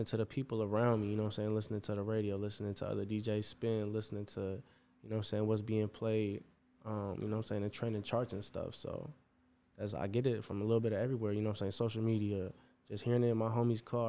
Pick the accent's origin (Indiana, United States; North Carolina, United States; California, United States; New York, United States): Indiana, United States; East Chicago; moved away as an adult; now in Chicago, United States; born and raised in East Chicago